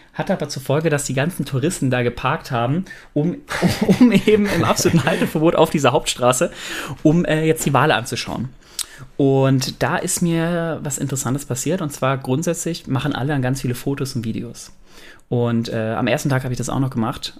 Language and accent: German; Germany; wir Deutschen